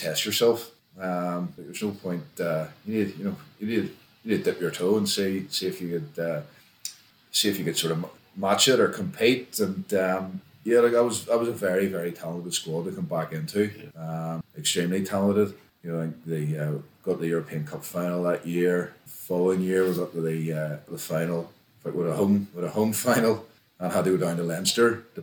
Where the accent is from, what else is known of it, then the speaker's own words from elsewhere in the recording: Ulster, Northern Ireland, United Kingdom; moved away as an adult; also born or lived in Galway, Ireland / England; I'm born and bred here. I'm an Ulsterman.